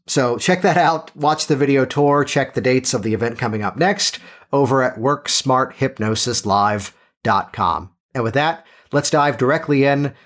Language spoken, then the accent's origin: English; Virginia, United States; born or raised there